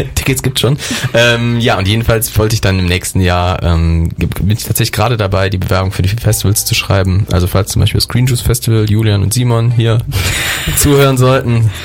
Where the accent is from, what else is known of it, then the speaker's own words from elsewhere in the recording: Derichsweiler, North Rhine-Westphalia, Germany; moved away as an adult; now in Cologne, Germany; ich bin aus meinem Heimatdorf, einem ganz, ganz kleinen Dorf zwischen äh, Düren und Aachen bin ich groß geworden.